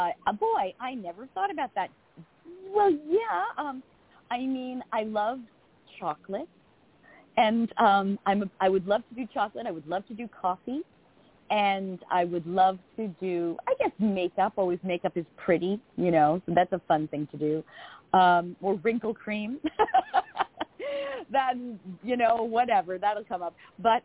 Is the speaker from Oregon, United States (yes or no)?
no; Long Island, New York, United States; And I talk like this, so don't be confused. I'm a woman from Long Island.